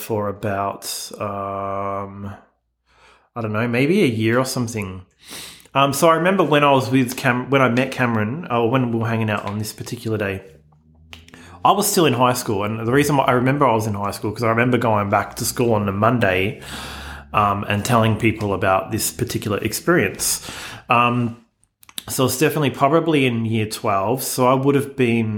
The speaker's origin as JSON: {"language": "English", "town": "Melbourne", "region": "Victoria", "country": "Australia", "tie": "born or raised there", "said": "growing up in Melbourne, Australia, growing up in the 90s"}